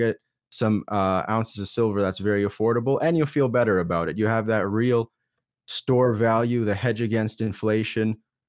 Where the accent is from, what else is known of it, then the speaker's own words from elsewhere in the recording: Alberta, Canada; Yeah, so I'm born and raised in Canada, good old Alberta.